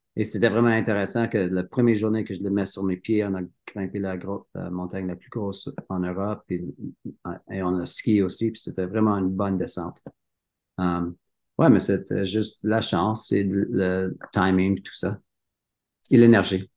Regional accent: Sutton, Quebec, Canada; French is a second language; moved away as an adult; also born or lived in Cowansville, Quebec / Sherbrooke, Quebec / Canmore, Alberta; now in Revelstoke, Canada; j'étais né à Cowansville, au Québec. oui. Mon enfance, était à Sutton, Sutton, Québec

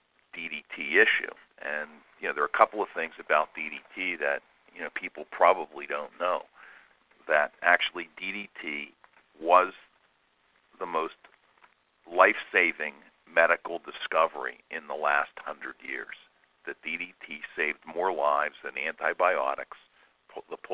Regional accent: Pittsburgh, Pennsylvania, United States; we're from Pittsburgh, Pennsylvania

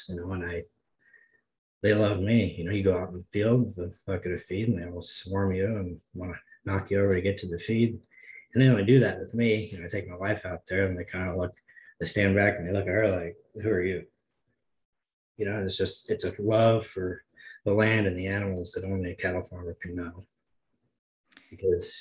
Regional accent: Missouri, United States; My hometown that I live outside of Blytheville is only 192 people.

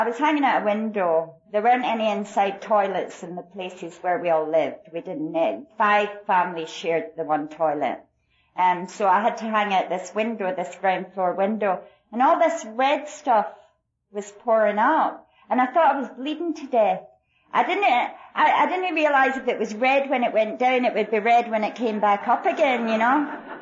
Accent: Glasgow, Scotland, United Kingdom; now in El Paso, United States; I was born in Glasgow, Scotland and, um, was born into really extreme poverty alcoholic family

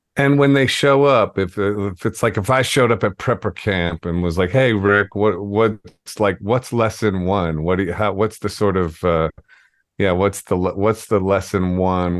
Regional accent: Ohio, United States; moved away as an adult; also born or lived in New York; I'm from Ohio. I went to public school

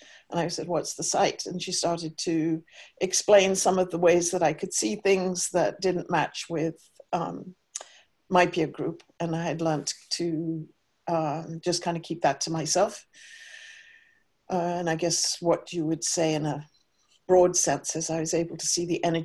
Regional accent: Cambridge, East of England, United Kingdom; I was raised in Cambridge, England

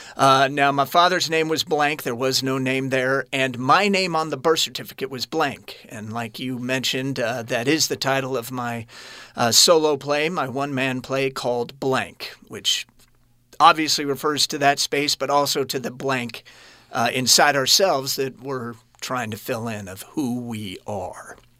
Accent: Kansas City, Missouri, United States; I was born in Kansas City, and those of you listening, it sits on the border of Kansas and Missouri

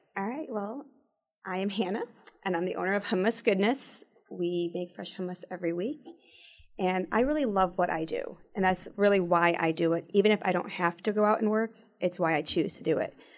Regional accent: Toledo, Ohio, United States; moved away as an adult; also born or lived in Shanghai, China; now in Michigan, United States; I'm not originally from here, I'm from Toledo

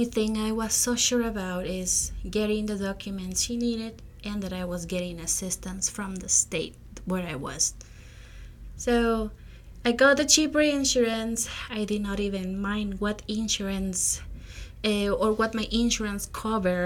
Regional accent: Peru; moved away as an adult; now in United States; I am originally from Peru. I came to the U.S. as a non-immigrant student to follow a career in public health back in 2018.

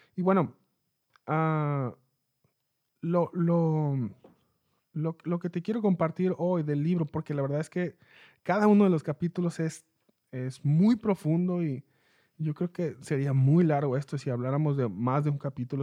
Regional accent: Mexicali, Baja California, Mexico; yo soy de Mexicali, México.

